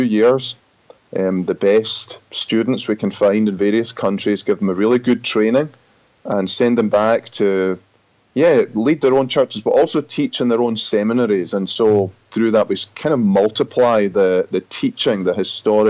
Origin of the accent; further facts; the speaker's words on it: Scotland, United Kingdom; accent: Scottish; moved away as an adult; also born or lived in Grand Rapids, Michigan, United States; now in United States; I'm from Scotland originally. I pastored there for 12, 13 years and was called to serve in the U.S. in 2007. I've been here since then and now very happily an American citizen, but still with a Scottish accent